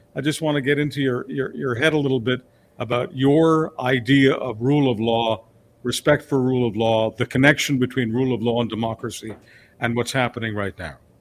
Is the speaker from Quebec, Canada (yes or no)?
yes; Montreal, Quebec, Canada; moved away; also born or lived in Budapest, Hungary / Calgary, Alberta; Montreal is, uh, technically my, my hometown. I mean, uh, Budapest is, is the hometown of the birth certificate